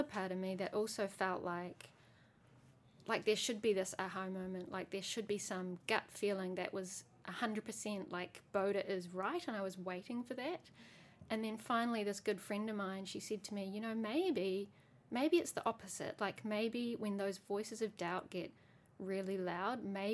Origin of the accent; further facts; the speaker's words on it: New Zealand; I grew up in New Zealand